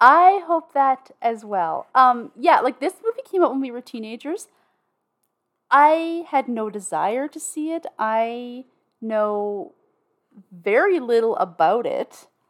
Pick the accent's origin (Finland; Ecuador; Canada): Canada; I'm Canadian